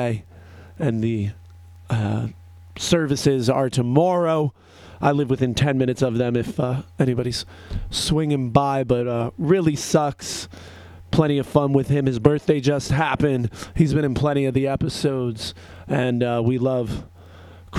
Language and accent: English; New Jersey, United States; I'm from Jersey